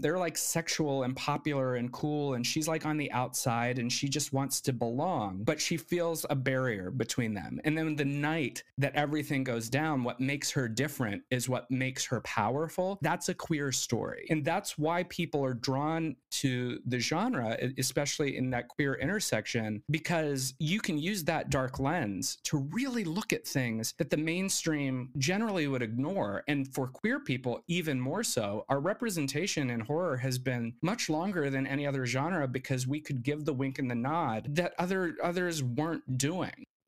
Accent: Arizona, United States; moved away; also born or lived in Gallup, New Mexico; the reservation, which was in Arizona, the closest hospital was in Gallup, New Mexico, which is where I was born

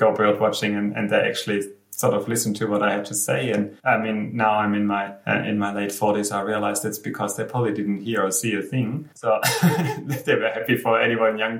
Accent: Black Forest, Baden-Württemberg, Germany; moved away as an adult; now in Cairns, Australia; I grew up in Germany, and it's a much smaller country than Australia

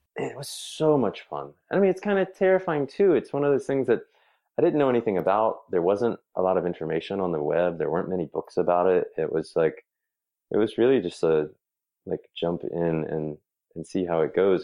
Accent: Raleigh, North Carolina, United States; also born or lived in Trenton, New Jersey; We moved to North Carolina when I was maybe a year old. So I've really spent all of my time in Raleigh and suburbs of Raleigh uh, when I was growing up

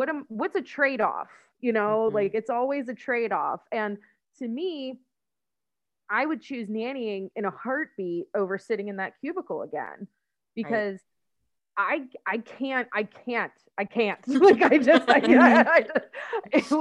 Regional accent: Pittsburgh, Pennsylvania, United States; We're from Pittsburgh, so we just say yins all the time

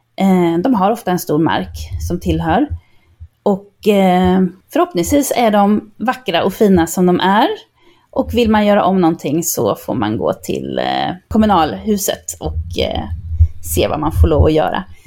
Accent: Linköping, Östergötland, Sweden; moved away; also born or lived in Barcelona; som en åttaåring hemma i Linköping

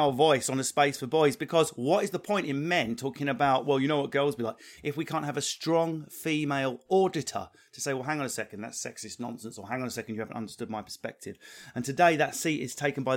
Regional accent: Essex, East of England, United Kingdom; I'm from Essex

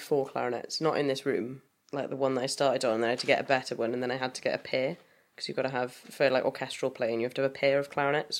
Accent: the Valleys, Ystradgynlais, Wales, United Kingdom; No, I come from the Valleys. Ystrabynnach.

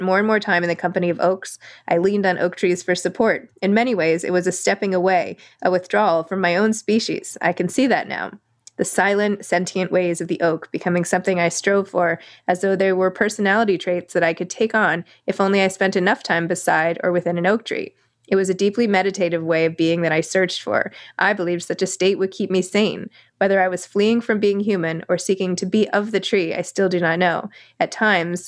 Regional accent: New York, United States; I'm a New Yorker

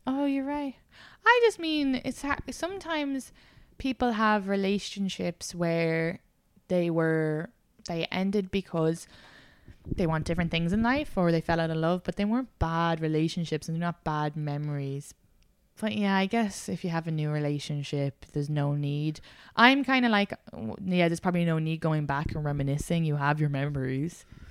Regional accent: Ireland; moved away; I'm a Irish woman

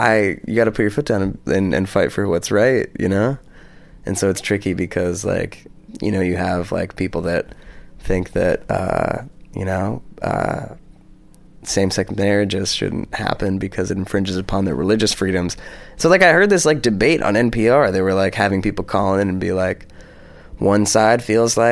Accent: United States; moved away; as an American

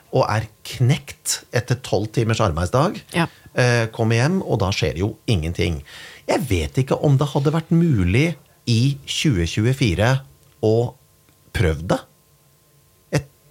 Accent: Kongsberg, Buskerud, Norway; moved away; hjemme på Kongsberg

